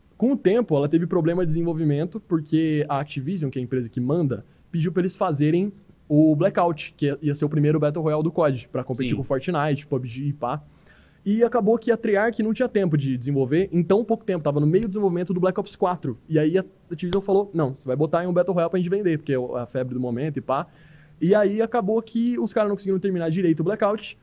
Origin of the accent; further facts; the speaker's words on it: Campo Grande, Mato Grosso do Sul, Brazil; não sou de Cuiabá, mano. Eu sou de Campo Grande